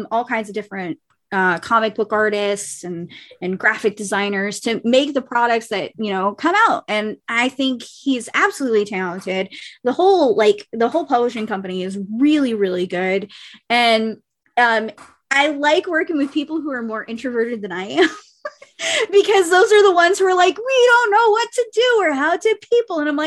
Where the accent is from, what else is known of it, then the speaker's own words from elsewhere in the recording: Ohio, United States; also born or lived in Kentucky; I'm from Kentucky, was born there, was not raised there. And then my family got out of there and we moved to Ohio, and that's where I was pretty much raised for the rest of my life